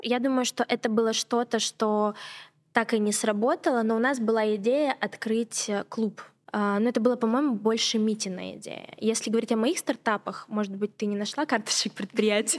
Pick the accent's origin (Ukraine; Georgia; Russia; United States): Russia; Surgut, Khanty-Mansi Autonomous Okrug; moved away as an adult; also born or lived in Yekaterinburg; Я mm-hmm. родилась в Сургуте моя семья беженцы из, из, из Абхазии, да, и мы вынуждены были переехать другое место. И я родилась в Сургуте, и вот я у нас была супер крутая школа